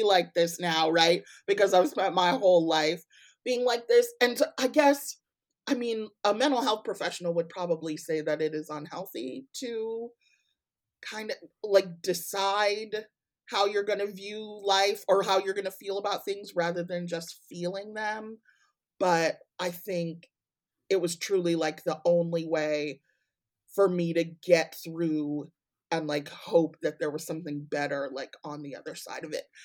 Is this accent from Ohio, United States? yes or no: no; Evanston, Illinois, United States; now in Kalamazoo, United States; I was born and raised in Evanston, born at Evanston Hospital